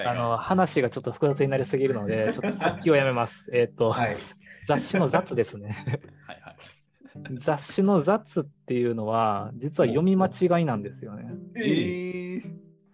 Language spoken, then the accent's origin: Japanese; Osaka, Japan; accent: Osaka dialect; first language Japanese; 大阪生まれ、大阪育ちで、僕も大阪弁っていう感じですね